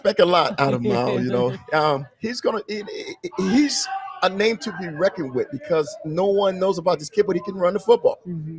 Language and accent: English; Kansas City, Missouri, United States; I know I'm from Kansas City, I live there, and I can't say the wrong things